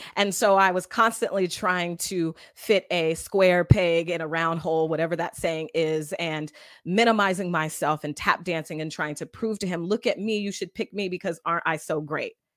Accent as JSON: {"language": "English", "town": "Seattle", "region": "Washington", "country": "United States", "said": "I'm from Seattle"}